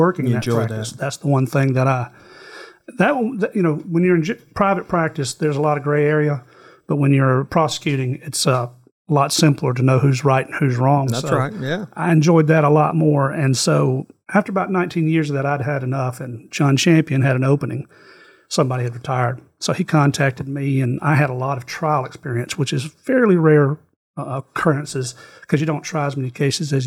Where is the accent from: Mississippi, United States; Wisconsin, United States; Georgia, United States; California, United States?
Mississippi, United States; Senatobia; also born or lived in Panola County, Mississippi; I was born and raised in Senatobia, and my family's from Senatobia, pretty much going back about four generations